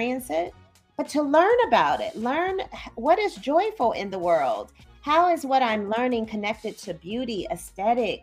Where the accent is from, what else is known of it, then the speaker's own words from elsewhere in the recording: Midwest, United States; moved away as an adult; now in Chicago, United States; I'm from the Midwest, and I'm back in the Midwest now